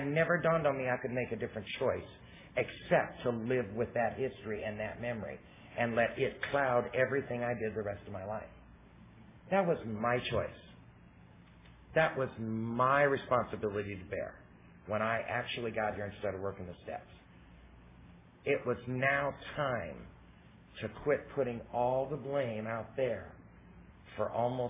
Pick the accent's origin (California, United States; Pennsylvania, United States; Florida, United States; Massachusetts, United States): California, United States; Southern; I'm from Southern California